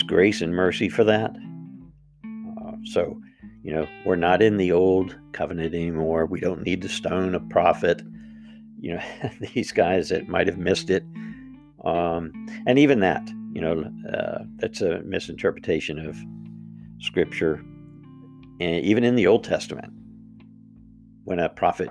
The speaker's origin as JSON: {"language": "English", "country": "United States", "said": "as the American people"}